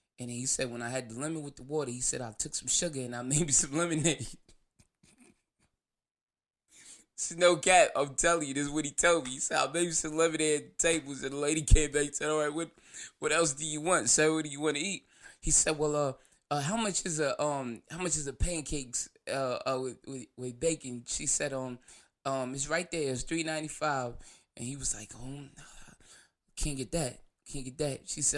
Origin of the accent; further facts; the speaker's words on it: New Jersey, United States; I'm from Jersey, so it's no transportation. So I had to walk.